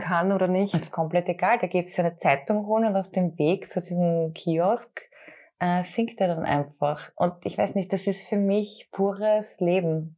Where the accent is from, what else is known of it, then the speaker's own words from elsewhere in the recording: Austria; als Österreicherin